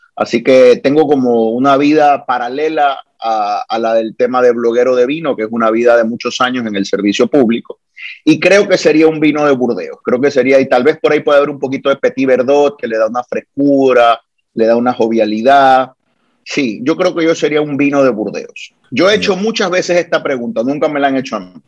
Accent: Guayaquil, Guayas, Ecuador; now in Puerto Rico; Soy nacido en el Ecuador, en Guayaquil, pero Puerto Rico es mi hogar, es mi patria

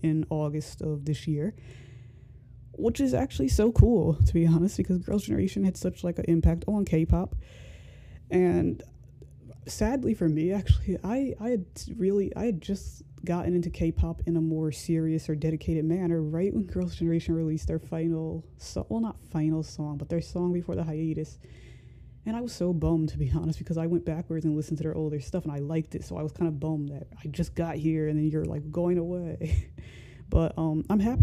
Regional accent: United States; I'm American

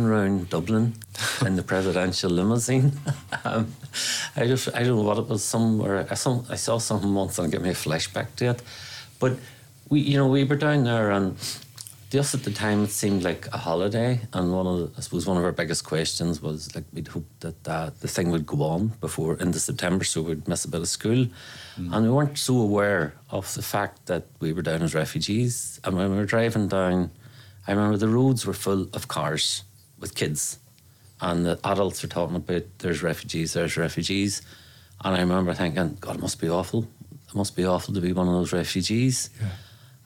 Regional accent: Northern Ireland, United Kingdom; We grew up amongst Protestants. So we did. You know, we grew up in the Protestant area.

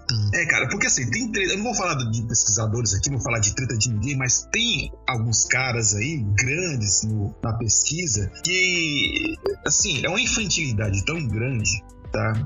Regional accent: Ceará, Brazil; eu sou aqui do Ceará

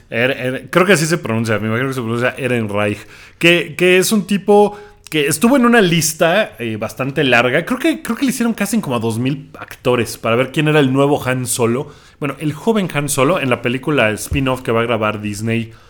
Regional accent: Mexico; soy mexicano

